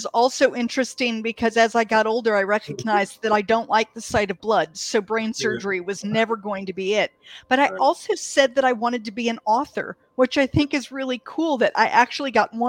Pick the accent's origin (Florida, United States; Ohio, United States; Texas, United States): Ohio, United States; Canton; also born or lived in Athens, Greece; So I was born in Athens, Greece. My dad was in the Air Force, and there was a joint Air Force base there. And I don't remember it. We moved when I was 2. I was in Canton, Ohio.